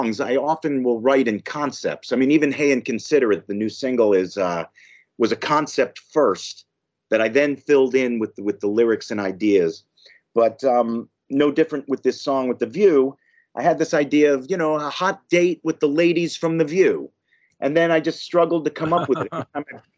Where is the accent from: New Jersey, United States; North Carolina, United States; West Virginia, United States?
New Jersey, United States; I grew up in New Jersey, so I was about 30 minutes from the Lincoln Tunnel